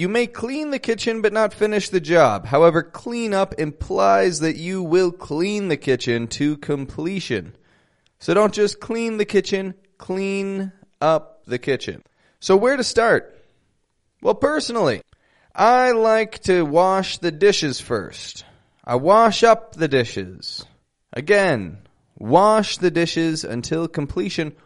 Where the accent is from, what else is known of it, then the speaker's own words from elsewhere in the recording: Toronto, Ontario, Canada; now in Mexico; I'm from Toronto, Canada. Living in Mexico at the moment.